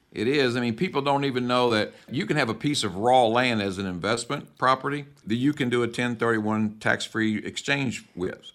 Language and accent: English; the South, United States; I'm from the South.